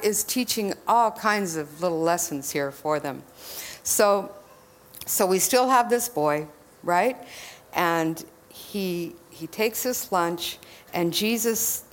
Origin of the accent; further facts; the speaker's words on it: Texas, United States; I'm from Texas